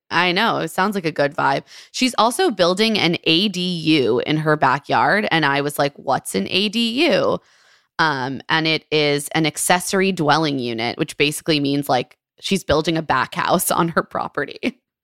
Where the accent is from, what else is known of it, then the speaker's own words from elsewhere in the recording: Maryland, United States; a Maryland gal, my, my home state.